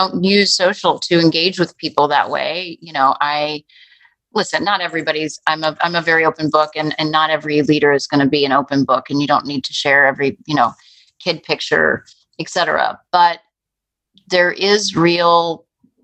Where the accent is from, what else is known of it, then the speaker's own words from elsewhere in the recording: Chicago, Illinois, United States; as a parent and as a Chicagoan